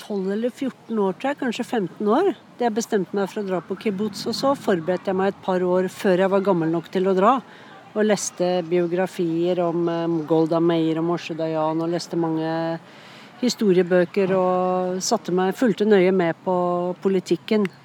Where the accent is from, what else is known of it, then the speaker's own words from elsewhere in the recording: Oslo, Norway; born there; also born or lived in Bærum / Sweden / Scotland / United States; Jeg er mye fra Østlandet. da. Jeg er født i Oslo, men så har jeg bodd mye i Bærum.